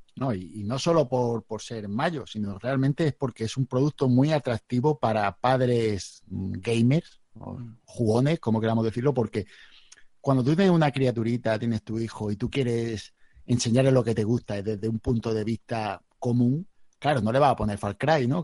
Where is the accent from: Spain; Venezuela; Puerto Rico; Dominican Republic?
Spain; now in Region of Murcia, Spain; Soy, soy nací en el Mediterráneo